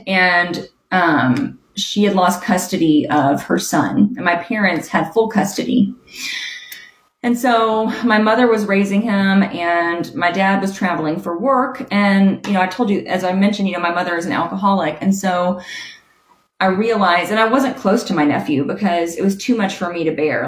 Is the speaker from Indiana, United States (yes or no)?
no; Huntsville, Alabama, United States; I grew up in Huntsville, Alabama